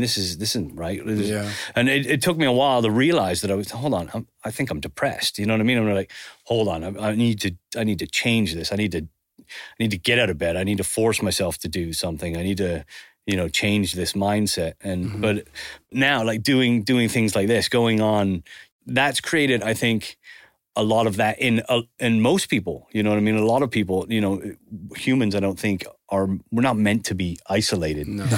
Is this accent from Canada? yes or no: yes; Canada; also born or lived in Spain; now in England; growing up in Canada